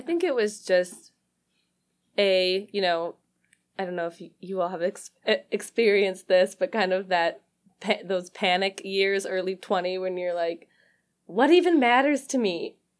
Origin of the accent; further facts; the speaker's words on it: Lake Orion, Michigan, United States; moved away as an adult; also born or lived in Rochester, Michigan / Nashville, Tennessee / Portland; now in Detroit, United States; I grew up in Lake Orion, like, between Lake Orion and Rochester